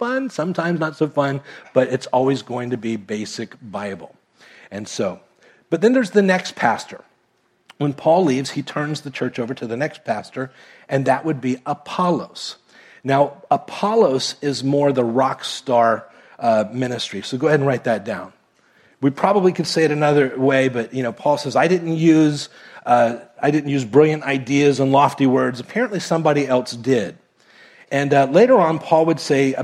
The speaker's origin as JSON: {"language": "English", "town": "Miami", "region": "Florida", "country": "United States", "tie": "born or raised there", "also_born_or_lived": "Kentucky", "moved": "as an adult", "said": "I was raised in Miami."}